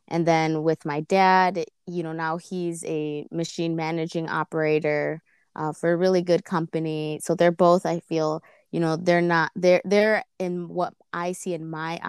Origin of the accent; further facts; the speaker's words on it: Chicago, Illinois, United States; born there; I was born here in Chicago, West Chicago suburbs.